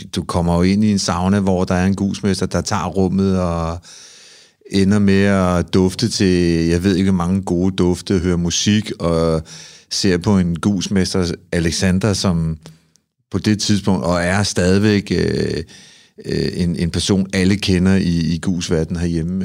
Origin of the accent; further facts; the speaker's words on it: Copenhagen, Capital Region of Denmark, Denmark; Jeg er en fyr fra Amager